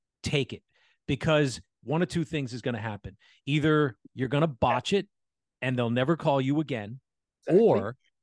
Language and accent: English; Allentown, Pennsylvania, United States; I grew up in Allentown.